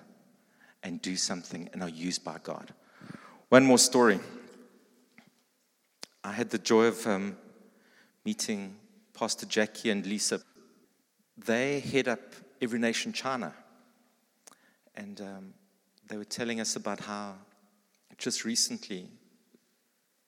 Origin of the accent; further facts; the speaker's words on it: East Rand, Gauteng, South Africa; I grew up on the East Rand.